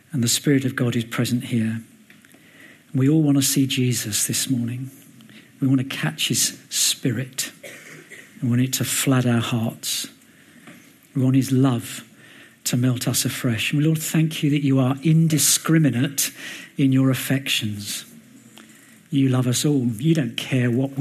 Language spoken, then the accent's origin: English; London, United Kingdom; moved away; also born or lived in Dubai; I was brought up in Mill Hill and Hendon, so it's not too far from this mighty metropolis where we are now.